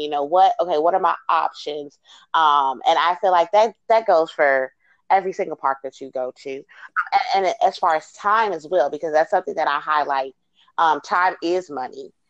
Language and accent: English; Chicago, Illinois, United States; moved away; I'm originally from Chicago